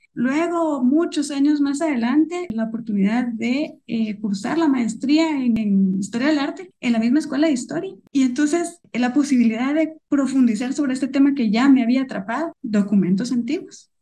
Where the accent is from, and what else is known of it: Guatemala